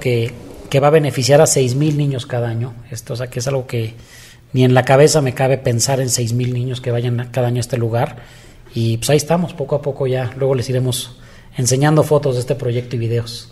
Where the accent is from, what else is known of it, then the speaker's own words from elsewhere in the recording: Mexico; para mí es de los orgullos más grandes que podríamos tener como mexicanos